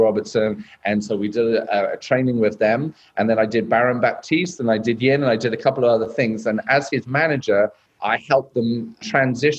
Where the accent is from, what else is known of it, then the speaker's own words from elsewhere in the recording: United Kingdom; moved away as an adult; also born or lived in South Korea / Australia; now in Las Vegas, United States; being British and well spoken